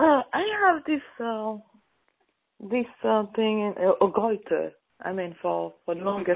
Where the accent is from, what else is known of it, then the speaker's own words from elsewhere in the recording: Haiti; I was raised in Haiti